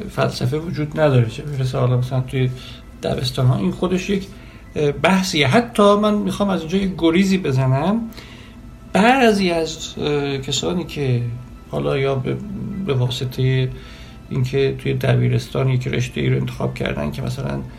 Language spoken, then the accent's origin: Persian; Iran; born there; به علل خانوادگی به علل اینکه در ایران و در یک خانواده مثلا مذهبی متولد شدم